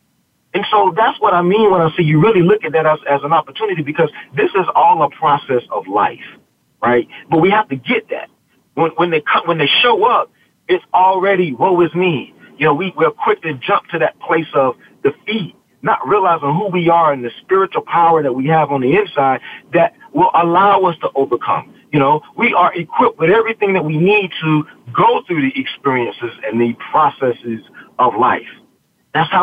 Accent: the South, United States; I was from the South and Southern Baptist flavor

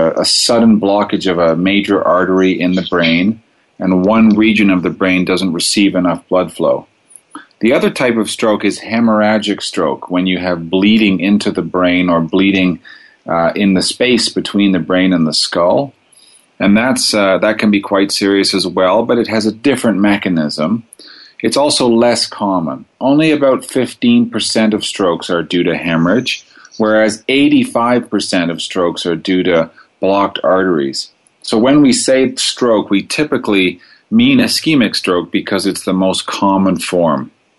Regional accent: Toronto, Ontario, Canada; moved away as an adult; also born or lived in Montreal, Canada / Ottawa, Canada; now in Calgary, Canada; I grew up in Toronto, which is in Ontario in Canada

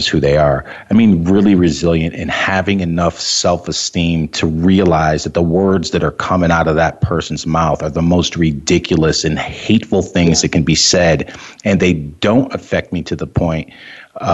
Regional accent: Wallingford, Connecticut, United States; moved away as an adult; now in Vermont, United States; I grew up in Wallingford, Connecticut.

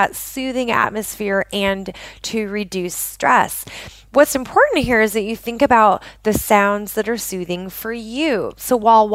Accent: just outside of Portland, Oregon, United States; I grew up in the Pacific Northwest of the United States, just outside of Portland, Oregon

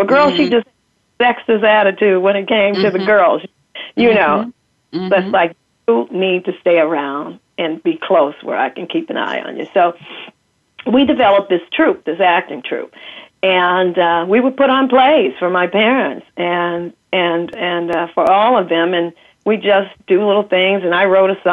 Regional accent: Kansas City, United States; I grew up in Kansas City, first of all, and a Midwestern girl

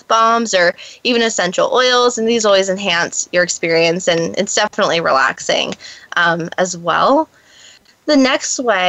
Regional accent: New Jersey, United States; moved away as an adult; now in Los Angeles, United States; living and growing up in New Jersey

